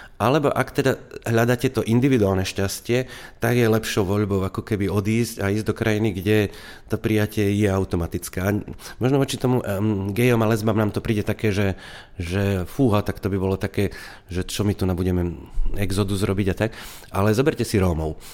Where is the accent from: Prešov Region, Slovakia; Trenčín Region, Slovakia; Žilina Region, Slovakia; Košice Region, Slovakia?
Košice Region, Slovakia; Košice; ten Košický, je to moje rodné mesto